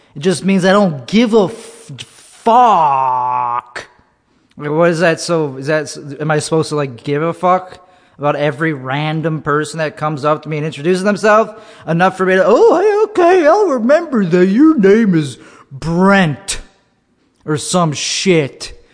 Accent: Buffalo Grove, Illinois, United States; Buffalo Grove

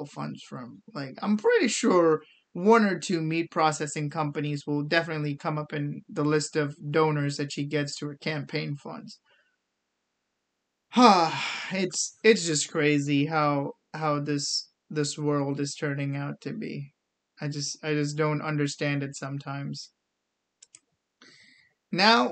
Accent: India; now in United States; I'm from India

